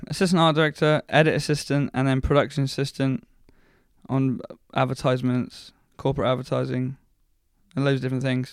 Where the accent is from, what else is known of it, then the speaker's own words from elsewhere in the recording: Paignton, South West England, United Kingdom; I was born and bred in Paynton, South Devon